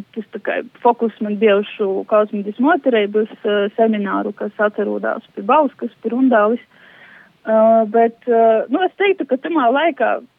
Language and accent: Latvian; Latgale, Latvia; accent: Latgalian; es runāju latgaliski